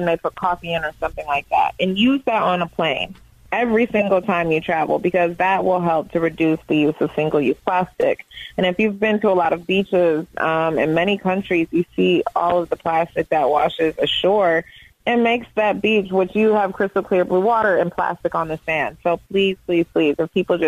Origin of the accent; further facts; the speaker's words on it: Detroit, Michigan, United States; I love Detroit because it's so, like, ethnically diverse